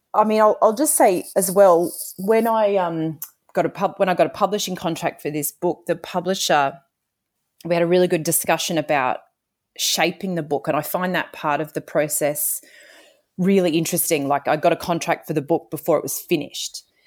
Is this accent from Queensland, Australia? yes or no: yes; Toowoomba, Queensland, Australia; I grew up in Toowoomba